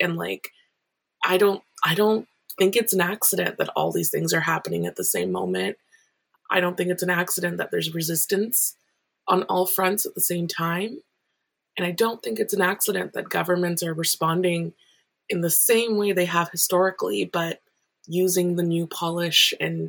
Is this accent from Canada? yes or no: yes; Canada; it feels very hypocritical to be Canadian right now